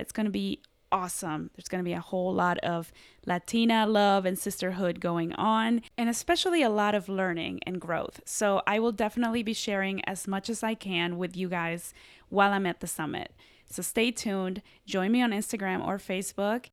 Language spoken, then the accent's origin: English; Columbus, Ohio, United States; people that I grew up around in Columbus, Ohio